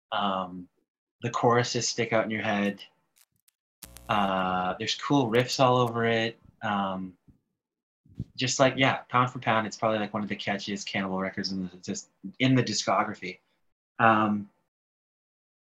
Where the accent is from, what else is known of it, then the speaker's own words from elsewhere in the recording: Canada; being Canadian